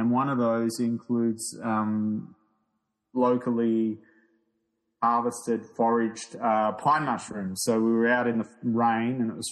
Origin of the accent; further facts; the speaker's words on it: Beechworth, Victoria, Australia; my hometown of Beechworth in Victoria's High Country.